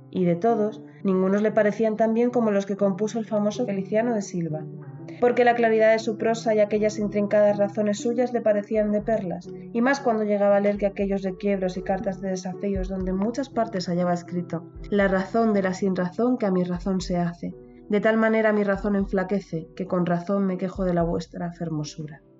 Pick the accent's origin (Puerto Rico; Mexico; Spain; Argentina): Spain; nos cuesta, me cuesta a mí que soy española